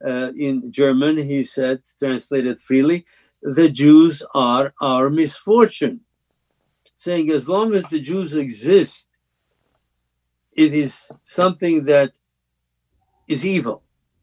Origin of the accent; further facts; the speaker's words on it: Slovakia; now in United States; when I was growing up in Czechoslovakia and Slovakia